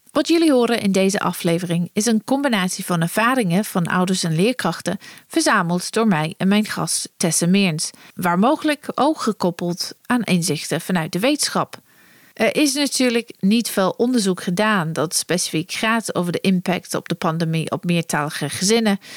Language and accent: Dutch; United Kingdom; Dutch is a second language; Ik kom ook zelf uit Groot-Brittannië, dus onze cultuur is enigszins best vergelijkbaar met de Nederlandse cultuur. Wij spreken allebei goed Nederlands